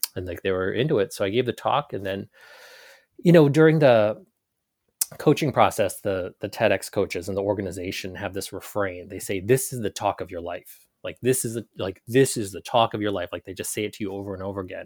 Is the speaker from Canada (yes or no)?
no; Carlisle, Pennsylvania, United States; also born or lived in Ho Chi Minh City, Vietnam; now in Portland, Maine, United States; growing up in Carlisle